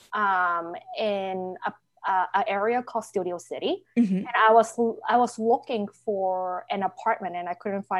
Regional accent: United States; also born or lived in Hong Kong; I grew up in the States majority of time

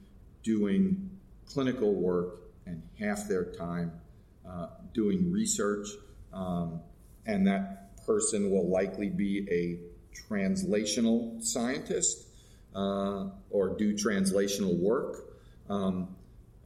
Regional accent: New York, United States; moved away as an adult; now in Los Angeles, United States; I am a New Yorker through and through, and to have moved after being in one place for almost 25 years

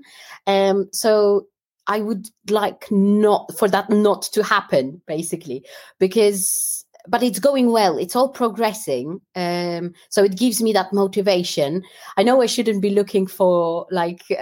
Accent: Warsaw, Masovian Voivodeship, Poland; moved away as an adult; also born or lived in London, United Kingdom; now in United Kingdom; I grew up in Warsaw and then moved to London.

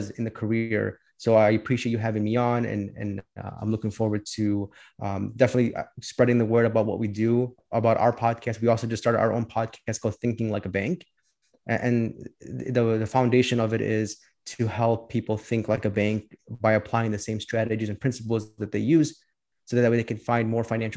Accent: Chicago, Illinois, United States; I was born and raised here in Chicago. I lived here my whole life

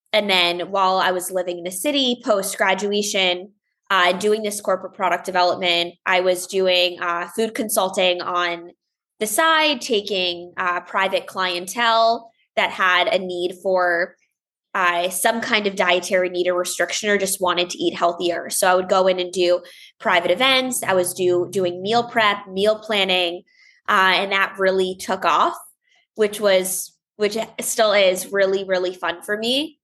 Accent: Longmeadow, Massachusetts, United States; now in Los Angeles, United States; I grew up in Longmeadow, Massachusetts

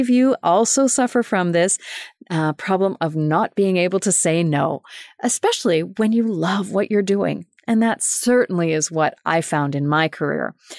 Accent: Winnipeg, Manitoba, Canada; moved away as an adult; also born or lived in Germany; my hometown of Winnipeg, Manitoba

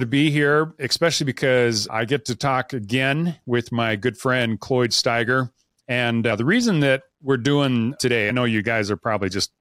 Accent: Idaho, United States; now in Utah, United States; I was born and raised in Idaho, so I am a Idaho boy through and through. I live in Utah now, but all of my roots are in Idaho.

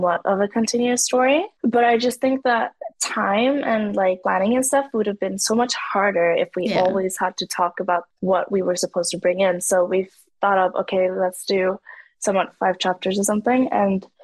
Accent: Norway; I'm half native Norwegian, so I have a whole different story on the side from Africa as well

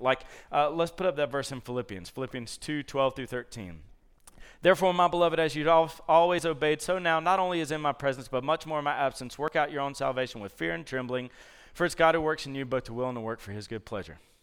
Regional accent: Columbus, Georgia, United States; moved away; I grew up in Columbus, Georgia, so there were no leaves to rake up.

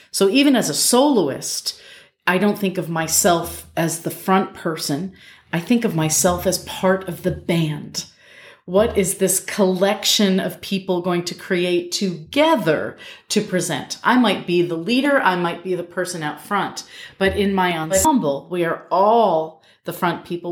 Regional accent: Albany, New York, United States; I grew up in Albany, New York

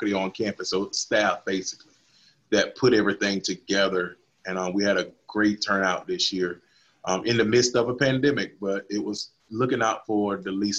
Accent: Havana, Florida, United States; now in Tallahassee, United States; Havana, which is my hometown

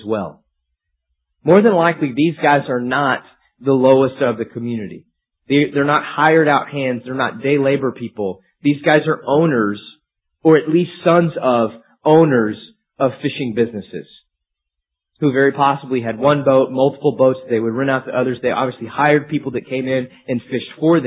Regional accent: Amarillo, Texas, United States; moved away as an adult; I grew up in Amarillo

